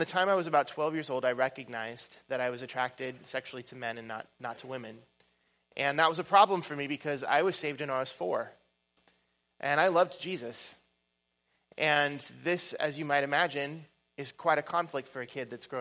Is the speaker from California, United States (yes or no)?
no; Oregon, United States; I'm from Oregon and the West Coast